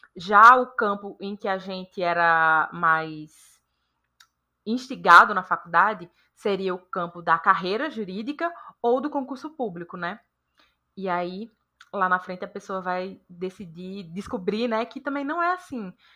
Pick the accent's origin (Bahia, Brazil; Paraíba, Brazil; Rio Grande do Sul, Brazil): Bahia, Brazil; Juazeiro; now in São Paulo, Brazil; Eu sou natural de Juazeiro